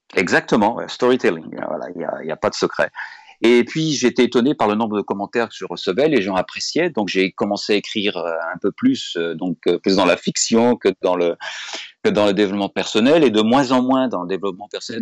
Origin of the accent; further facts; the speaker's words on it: France; moved away as an adult; also born or lived in United States; Je suis français et très fier d'être français